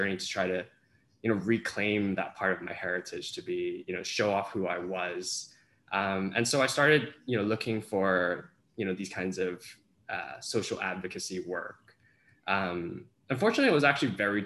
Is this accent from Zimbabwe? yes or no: no; Hong Kong; now in Canada; grew up in Hong Kong